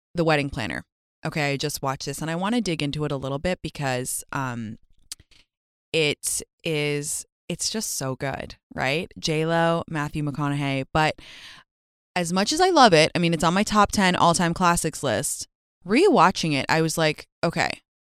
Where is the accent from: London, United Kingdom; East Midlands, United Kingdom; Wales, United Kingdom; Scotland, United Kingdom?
London, United Kingdom; my hometown of London